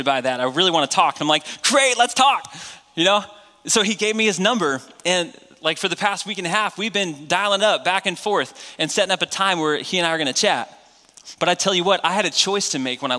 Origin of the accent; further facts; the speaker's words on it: New Hampshire, United States; I grew up in New Hampshire